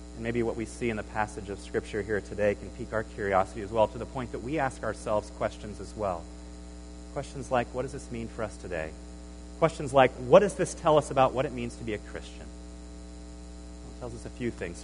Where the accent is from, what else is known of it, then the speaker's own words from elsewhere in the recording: Nebraska, United States; moved away as an adult; I grew up in Nebraska